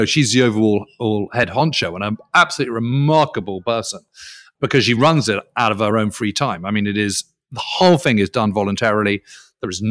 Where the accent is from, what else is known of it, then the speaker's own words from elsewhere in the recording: United Kingdom; as a Brit